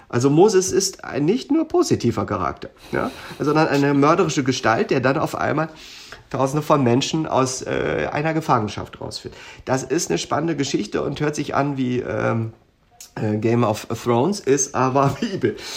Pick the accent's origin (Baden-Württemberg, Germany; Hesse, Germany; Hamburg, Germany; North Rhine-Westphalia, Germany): Hesse, Germany; Darmstadt; accent: Hessisch; moved away as an adult; da in Darmstadt, wo wir äh, dann auch alle zusammen zur Schule gegangen sind. Da sprechen wir ich sage mal, als Lingua Franca mhm. dann sehr viel Hessisch